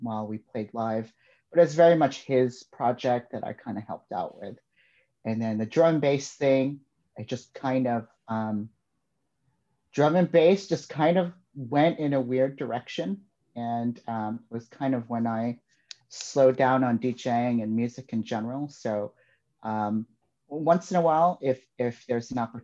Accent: Chicago, Illinois, United States; also born or lived in Hinsdale; growing up in Chicago

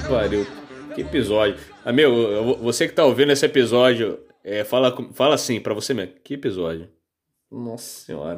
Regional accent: Rio de Janeiro, Brazil; eu sou carioca, crescido aí no, no subúrbio de Janeiro

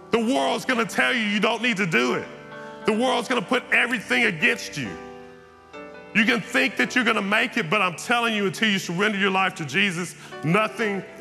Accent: Texas, United States; I, I grew up in East Texas. I come to church every Sunday.

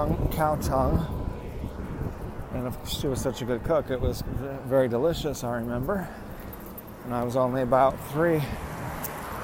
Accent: Lynwood, California, United States; this home that I was born in Linwood, Compton area. That's South Los Angeles, basically.

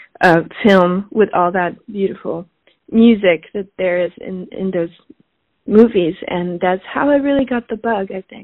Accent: Switzerland; also born or lived in Paris, France; now in New York, United States; I was born in Switzerland. I grew up between Switzerland and Paris

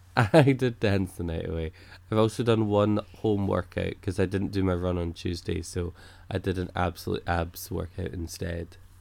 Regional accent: Scotland, United Kingdom; I'm Scottish

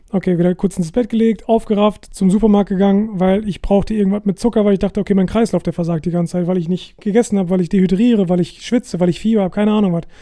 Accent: Germany; moved away as an adult; now in Portugal; ich bin Deutscher und ich bin in Deutschland geboren.

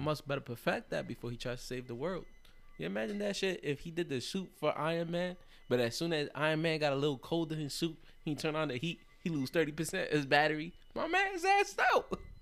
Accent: New York City, New York, United States; as a light-skinned Puerto Rican, you know, growing up in the Bronx, in the South Bronx, Longwood, Hunts Point

